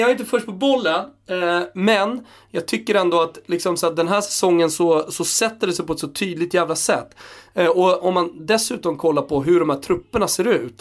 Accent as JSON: {"language": "Swedish", "town": "Stockholm", "region": "Stockholm County", "country": "Sweden", "said": "både du och jag är från Stockholm"}